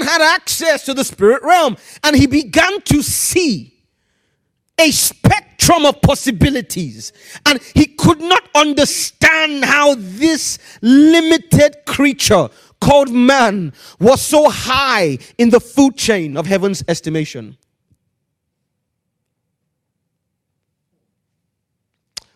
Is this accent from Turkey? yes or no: no; Nigeria; moved away as an adult; now in United Kingdom; Growing up in Nigeria, I grew up in Nigeria.